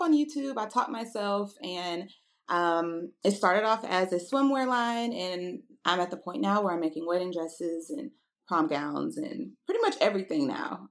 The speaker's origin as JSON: {"language": "English", "town": "Houston", "region": "Texas", "country": "United States", "also_born_or_lived": "Nashville, Tennessee", "said": "I'm originally from Houston, Texas, uh, by way of Nashville, Tennessee."}